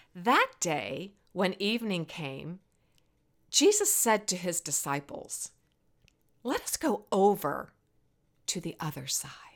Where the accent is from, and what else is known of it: Virginia, United States; born or raised there